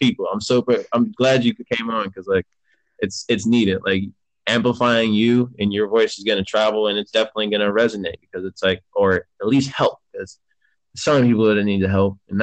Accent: Michigan, United States; now in Arizona, United States; I'm originally from Michigan

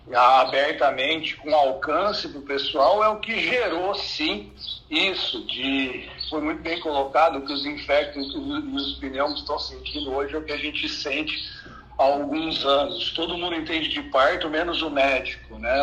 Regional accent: Ribeirão Preto, São Paulo, Brazil; moved away; also born or lived in southern Brazil; Eu sou natural de Ribeirão ali

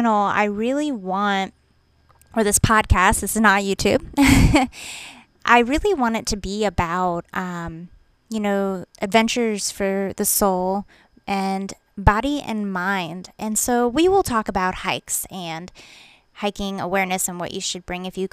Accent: Florida, United States; now in East Tennessee, United States; I live in East Tennessee, but I'm originally from Florida

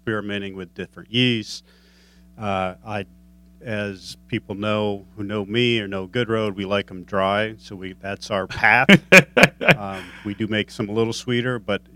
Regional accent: Vermont, United States; moved away; Woodchuck was also my first cider growing up in Vermont

